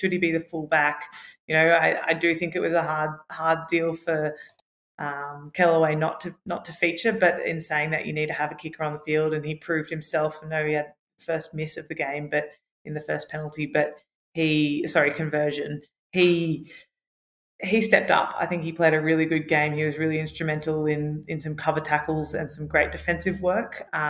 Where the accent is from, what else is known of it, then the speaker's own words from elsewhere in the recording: Australia; yeah, we're Australian.